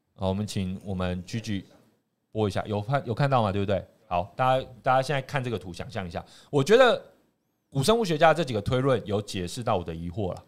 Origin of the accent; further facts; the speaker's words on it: Taiwan; 我们台湾人